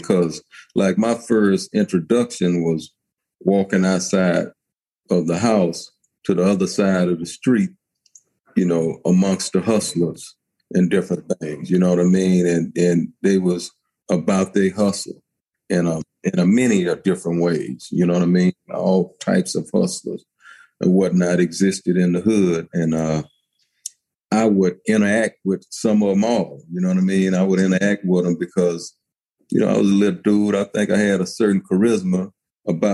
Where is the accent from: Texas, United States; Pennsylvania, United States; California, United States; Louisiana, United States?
Texas, United States; Houston; I'm from Houston, Texas, Fifth Ward